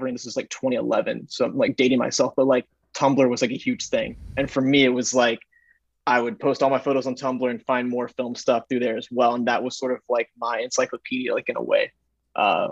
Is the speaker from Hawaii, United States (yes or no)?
no; Texas, United States; also born or lived in Dallas / Chicago / Los Angeles; now in New York, United States; I grew up in Texas, and I've kind of bounced around from Dallas to Chicago to LA to New York